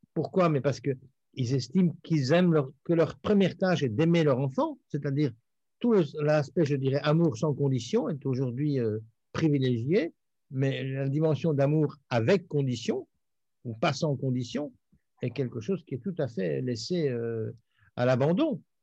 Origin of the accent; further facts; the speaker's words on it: Belgium; je suis belge